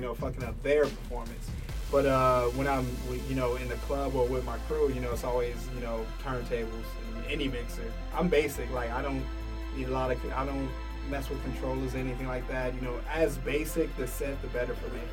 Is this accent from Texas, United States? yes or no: no; Detroit, Michigan, United States; moved away; growing up in Detroit